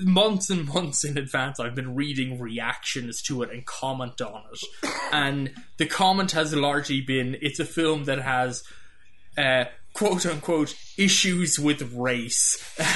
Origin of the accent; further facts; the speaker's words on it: Ireland; moved away as an adult; now in United States; I grew up in Ireland.